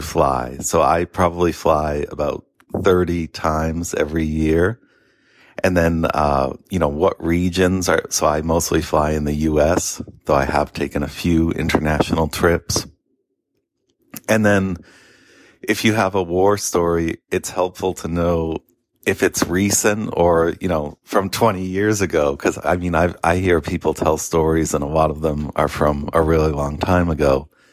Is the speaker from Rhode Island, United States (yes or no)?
no; Boston, Massachusetts, United States; also born or lived in Naples, Florida; I'm obviously a Bostonian